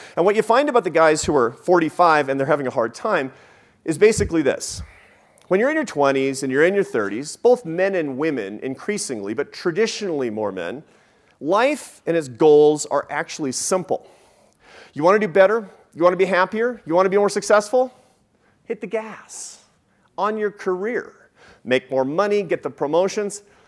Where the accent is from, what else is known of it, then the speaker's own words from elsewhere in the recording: Seattle, Washington, United States; moved away; I grew up in Seattle